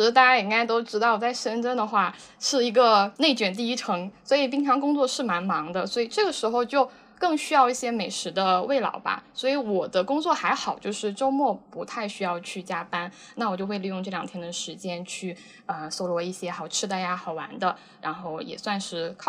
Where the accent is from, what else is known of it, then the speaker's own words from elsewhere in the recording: Henan, China; now in Shenzhen, China; 哦，我是河南的。